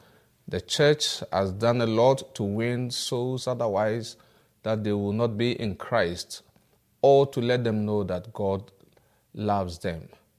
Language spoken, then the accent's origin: English; Ghana; from Ghana.